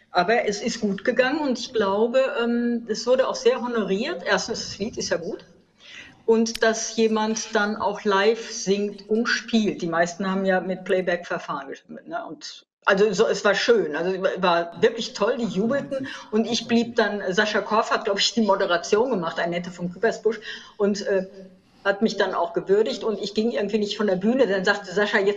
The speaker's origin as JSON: {"language": "German", "region": "North Rhine-Westphalia", "country": "Germany", "said": "Also als Westfälin habe ich da, glaube ich, nicht viel zu melden."}